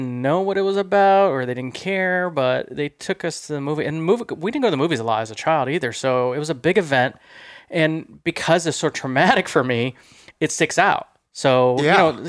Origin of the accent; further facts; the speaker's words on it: Midwest, United States; I'm from the Midwest